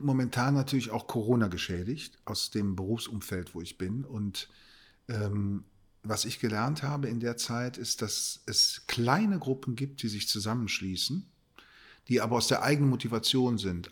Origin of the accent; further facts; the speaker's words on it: Cologne, North Rhine-Westphalia, Germany; Dafür bin ich Kölner